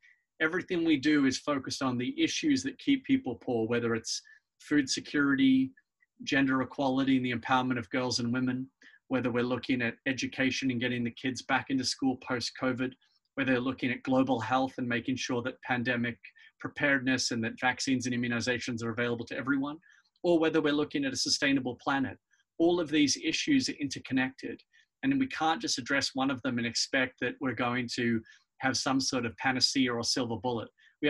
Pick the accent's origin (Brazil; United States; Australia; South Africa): Australia; and I was born in Australia.